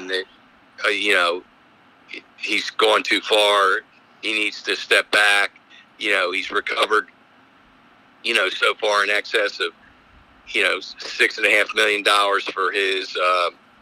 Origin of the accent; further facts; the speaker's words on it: Philadelphia, Pennsylvania, United States; now in Columbia, United States; I practice in Columbia and I'm from Philadelphia.